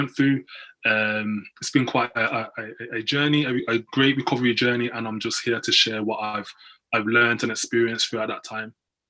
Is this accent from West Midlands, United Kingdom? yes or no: yes; Birmingham, West Midlands, United Kingdom; I'm from Birmingham.